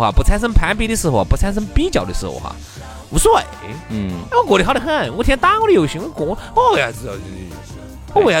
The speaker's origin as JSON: {"language": "Chinese", "country": "China", "said": "这个财富在哪儿哈？它让我们中国人能够每年能够自我反省一次。"}